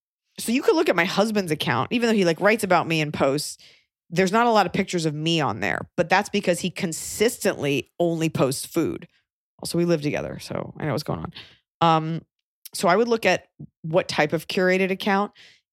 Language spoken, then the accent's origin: English; Australia; accent: Australian; Thank you for acknowledging my Australian accent.